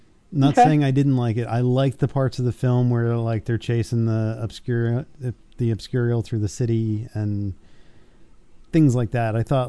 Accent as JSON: {"language": "English", "region": "Vermont", "country": "United States", "said": "No, I'm from Vermont."}